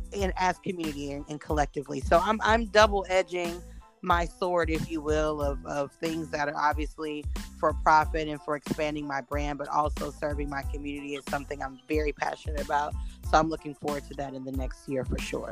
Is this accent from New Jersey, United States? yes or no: no; Houston, Texas, United States; we're both black, we're from Houston.